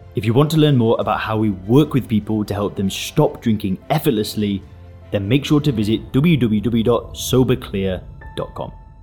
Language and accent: English; England, United Kingdom; I'm from England.